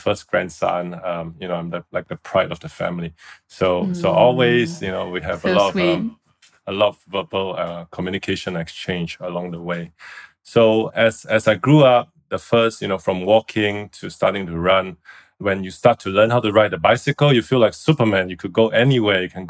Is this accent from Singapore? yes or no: yes; Singapore; moved away as an adult; now in Shanghai, China; I used to live in a village in Singapore.